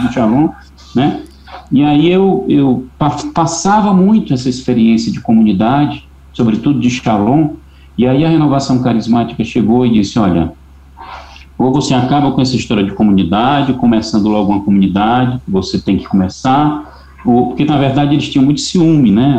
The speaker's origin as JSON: {"language": "Portuguese", "town": "Fortaleza", "region": "Ceará", "country": "Brazil", "tie": "born or raised there", "also_born_or_lived": "São Luís", "moved": "as an adult", "lives_now": "Fortaleza, Brazil", "said": "Eu sou cearense"}